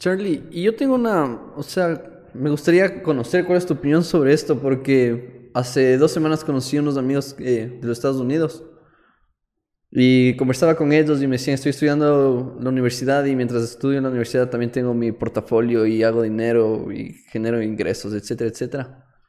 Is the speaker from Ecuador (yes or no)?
yes; Ecuador; nosotros como ecuatorianos